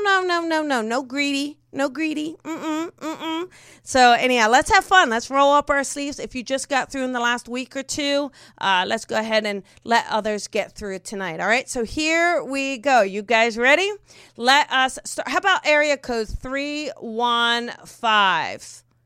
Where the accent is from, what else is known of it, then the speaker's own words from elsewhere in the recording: New Jersey, United States; moved away; growing up in Jersey